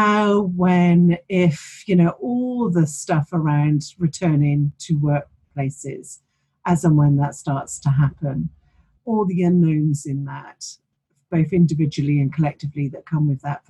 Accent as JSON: {"language": "English", "town": "Bath", "region": "South West England", "country": "United Kingdom", "tie": "born or raised there", "said": "Gainsborough Hotel in Bath, which is my hometown"}